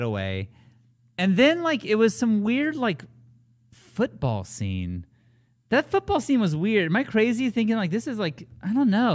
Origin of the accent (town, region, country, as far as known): California, United States; born or raised there